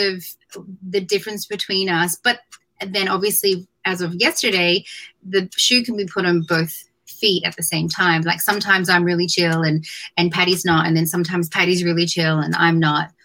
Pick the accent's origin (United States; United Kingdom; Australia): Australia; moved away; I was born and raised in Australia.